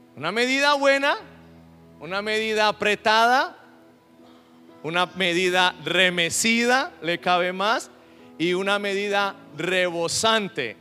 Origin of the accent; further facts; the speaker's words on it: Colombia; Nosotros acá en Colombia